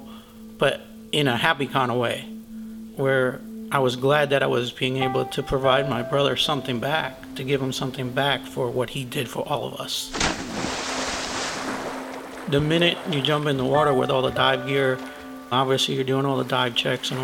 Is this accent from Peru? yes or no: no; Cuba; now in Pensacola, United States; I was born in Cuba, currently live in Pensacola, Florida